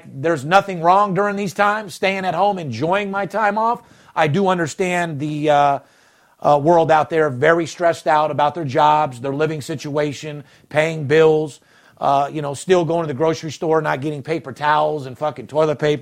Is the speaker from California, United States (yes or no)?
no; North Las Vegas, Nevada, United States; Kid from the streets, born and raised in North Las Vegas, was born with nothing and turned nothing into something